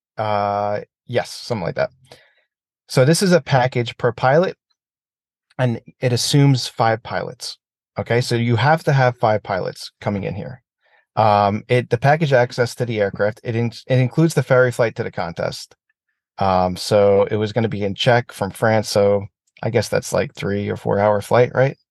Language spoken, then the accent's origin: English; United States; as an American